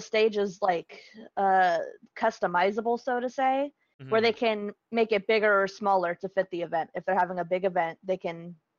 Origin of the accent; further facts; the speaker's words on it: Las Vegas, Nevada, United States; My hometown of Las Vegas is getting an esports arena.